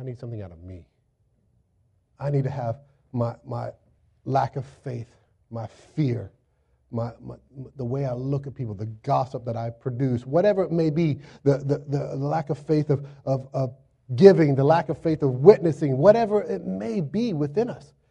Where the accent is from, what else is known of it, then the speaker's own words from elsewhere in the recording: Florida, United States; moved away as an adult; now in Virginia Beach, United States; I'm from Florida. Grew up in Florida